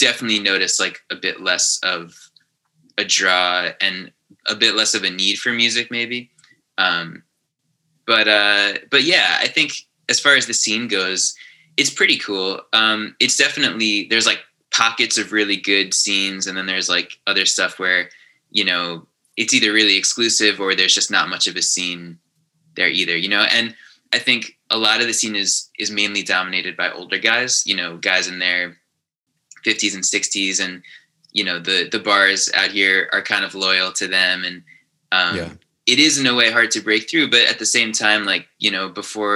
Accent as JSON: {"language": "English", "area": "Long Island", "region": "New York", "country": "United States", "tie": "born or raised there", "also_born_or_lived": "Manhattan, New York", "said": "Born and raised Long Island."}